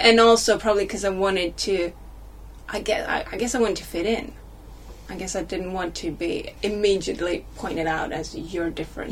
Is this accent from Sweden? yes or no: yes; Sweden; first language Swedish; English is a second language; moved away as an adult; also born or lived in United States; now in United Kingdom; I was 10 when I started learning English in school in Sweden